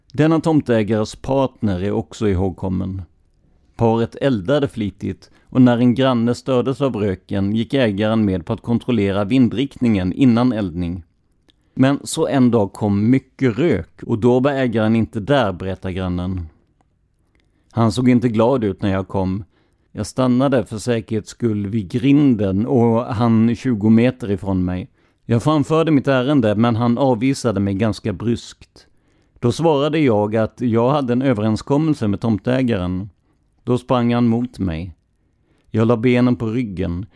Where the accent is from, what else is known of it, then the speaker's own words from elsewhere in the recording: Karlskrona, Blekinge, Sweden; Jag är själv från Karlskrona, en stad med ett otal öar